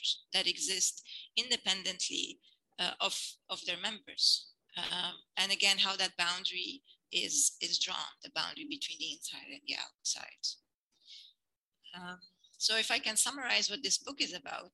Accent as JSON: {"language": "English", "country": "Lebanon", "tie": "born or raised there", "moved": "yes", "said": "I grew up, I was born in Lebanon and I grew up here, and we later emigrated"}